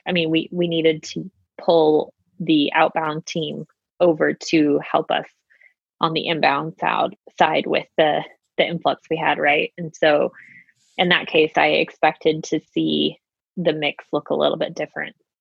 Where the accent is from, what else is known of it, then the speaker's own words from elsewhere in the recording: Utah, United States; I am a Utah native, born and raised in Utah